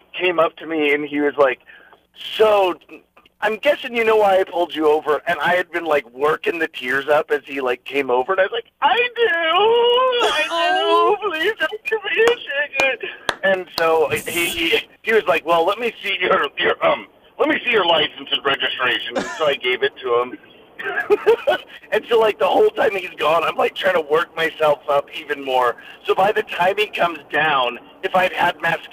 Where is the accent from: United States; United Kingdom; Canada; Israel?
United States; Alaska; I'm from Alaska